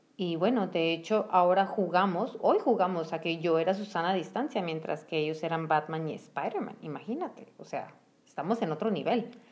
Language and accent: Spanish; Mexico; solo en México decimos mande